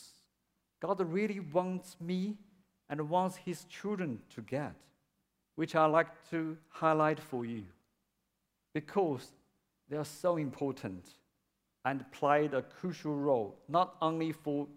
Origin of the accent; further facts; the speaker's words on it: China; English is a second language; moved away as an adult; now in Melbourne, Australia; my hometown in China, where my parents lived